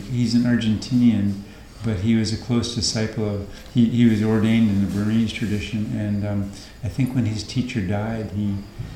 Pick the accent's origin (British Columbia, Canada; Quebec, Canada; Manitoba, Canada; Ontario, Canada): British Columbia, Canada; moved away as an adult; also born or lived in Alberta; now in Thailand; you've been born and raised in British Columbia